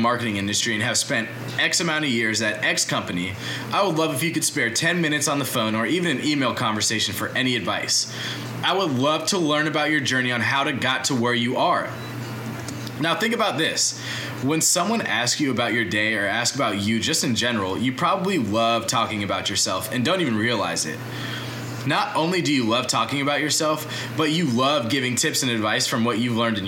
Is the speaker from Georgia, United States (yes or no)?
yes; Atlanta, Georgia, United States; I grew up in Atlanta my whole life.